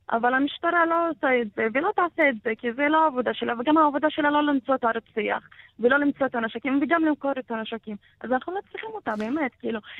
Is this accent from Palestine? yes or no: yes; Palestine; הדגל הפלסטיני זה הזהות שלנו, זה לא שום דבר אחר. אנחנו כן פלסטינים, במקור שלנו אני פלסטינית.